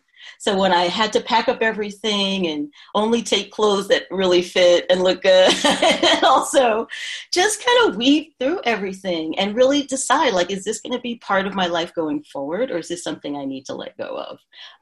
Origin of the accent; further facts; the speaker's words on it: New York, United States; also born or lived in Philadelphia / New Jersey; now in California, United States; I'm from the East Coast originally, born in New York, and lived a couple of places up and down the coast. I lived in Philadelphia, New Jersey, and then in 2015, relocated to the West Coast.